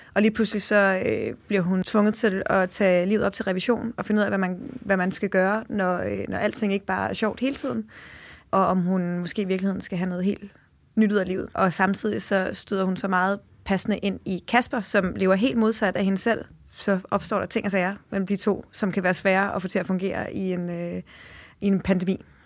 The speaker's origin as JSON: {"language": "Danish", "region": "Jutland", "country": "Denmark", "tie": "born or raised there", "moved": "yes", "lives_now": "Copenhagen, Denmark", "said": "Jeg er selv, øh, født og opvokset i Jylland"}